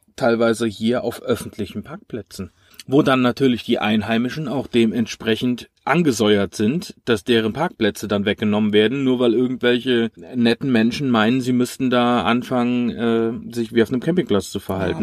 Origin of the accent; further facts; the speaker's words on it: Germany; wir als Deutsche